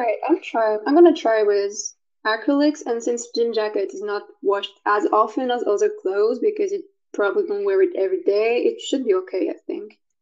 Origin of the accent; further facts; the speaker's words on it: France; I'm from France